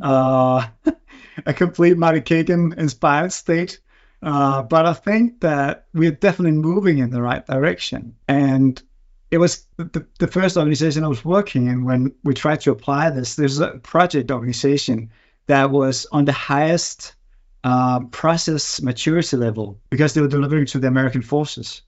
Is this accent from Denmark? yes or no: yes; Denmark; also born or lived in Berkeley, California; I'm from Denmark.